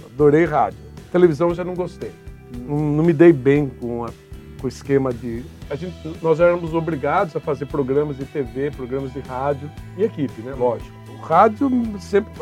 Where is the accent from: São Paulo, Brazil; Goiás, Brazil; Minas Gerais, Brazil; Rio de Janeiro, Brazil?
São Paulo, Brazil; Bragança Paulista; also born or lived in Guarulhos; Bragança Paulista, minha cidade natal